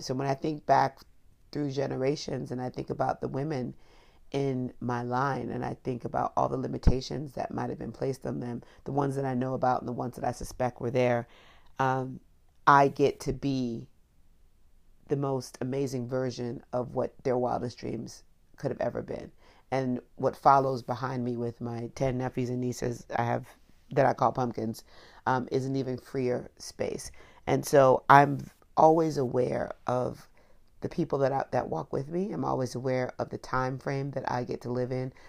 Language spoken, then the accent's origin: English; Miami, Florida, United States; also born or lived in Washington, D.C.; I was growing up in Florida, particularly Miami